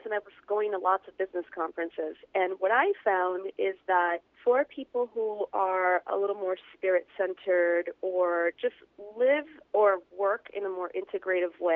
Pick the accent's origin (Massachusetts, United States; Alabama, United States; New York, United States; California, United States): New York, United States; New York City; I'm from New York City.